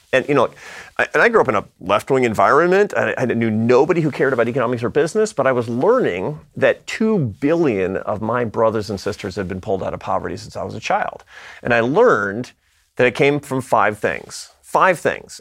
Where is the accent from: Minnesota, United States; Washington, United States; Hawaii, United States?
Washington, United States; Seattle; I come from Seattle, Washington